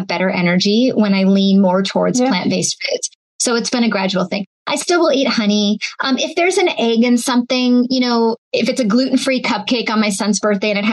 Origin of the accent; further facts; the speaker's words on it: Seattle, Washington, United States; I grew up in Seattle.